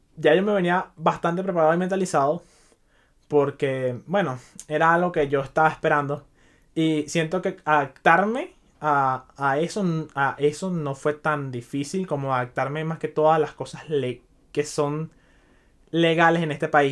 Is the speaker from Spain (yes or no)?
no; Venezuela; now in Chicago, United States; yo soy inmigrante, yo vengo de Venezuela